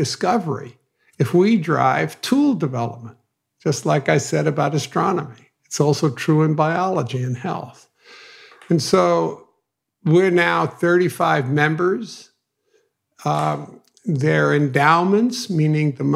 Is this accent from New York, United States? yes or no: yes; New York City, New York, United States; Growing up in Brooklyn, you needed street creds